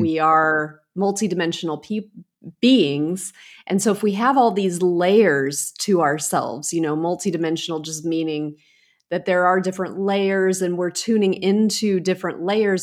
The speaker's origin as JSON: {"language": "English", "country": "United States", "tie": "born or raised there", "also_born_or_lived": "England / Italy", "said": "I grew up in America"}